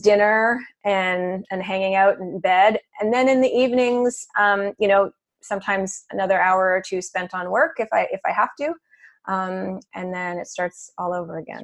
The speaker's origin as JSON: {"language": "English", "country": "Canada", "moved": "as an adult", "lives_now": "New York City, United States", "said": "I'm originally from Canada"}